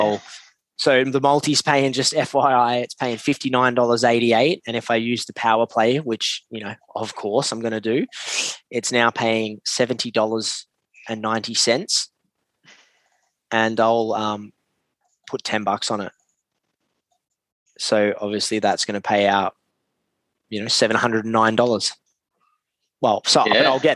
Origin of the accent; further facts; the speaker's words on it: Australia; I'm an Aussie as well